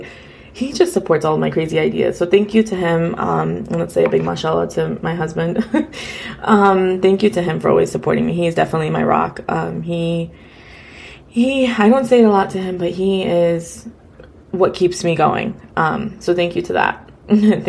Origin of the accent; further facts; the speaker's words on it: United States; a first generation Afghan girl, you know, born and raised in America